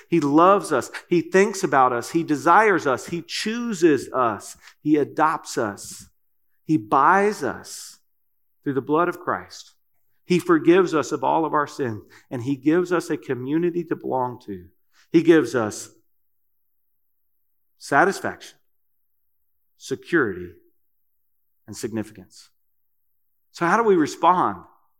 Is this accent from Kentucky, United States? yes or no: yes; Kentucky, United States; I'm from Kentucky, and that's a great word for me too. Y'all.